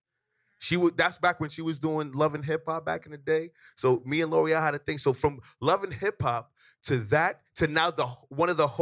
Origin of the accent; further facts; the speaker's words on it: New Jersey, United States; I'm from Jersey.